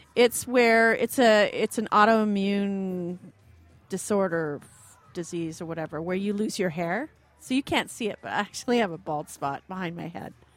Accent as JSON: {"language": "English", "town": "Ottawa", "region": "Ontario", "country": "Canada", "tie": "born or raised there", "said": "I grew up in Ottawa"}